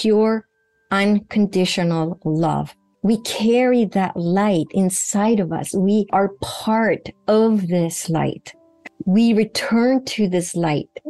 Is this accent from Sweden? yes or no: yes; Sweden; moved away; Sweden, where I grew up in Northern Europe